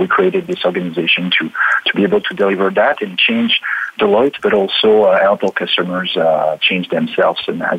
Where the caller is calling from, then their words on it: Paris, Île-de-France, France; So I'm calling from Paris in France. I've been working in Paris since I graduated, and I'm still there.